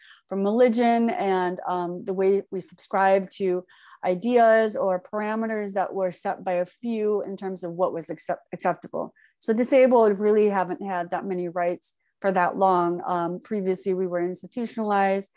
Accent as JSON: {"language": "English", "region": "Michigan", "country": "United States", "tie": "born or raised there", "also_born_or_lived": "Daegu, South Korea", "said": "I was born in Daegu. And then when I was 4 years old, I came to the United States, Michigan. And that's where my adoptive parents, who had three sons themselves. So I grew up in a pretty standard, very American, white American culture, specifically Midwest"}